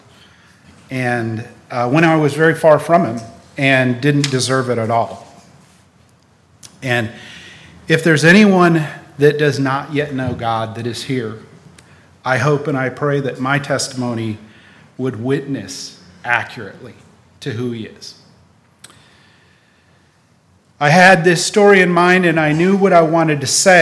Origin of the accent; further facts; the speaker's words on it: Raleigh, North Carolina, United States; also born or lived in Wisconsin; When I was 9, we moved from Wisconsin to Raleigh, North Carolina